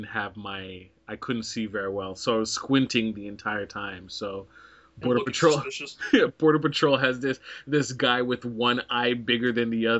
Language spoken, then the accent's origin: English; Canada; we're all from Canada